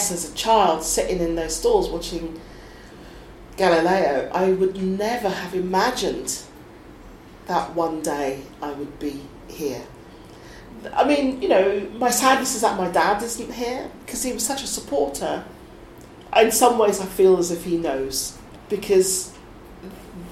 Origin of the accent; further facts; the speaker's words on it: Suffolk, East of England, United Kingdom; also born or lived in East London; I was born in East London, we moved to Suffolk